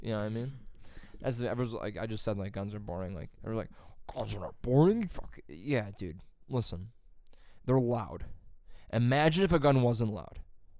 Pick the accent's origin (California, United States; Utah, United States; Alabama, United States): Utah, United States; Yeah, Marines are going to go, but I'm from Utah.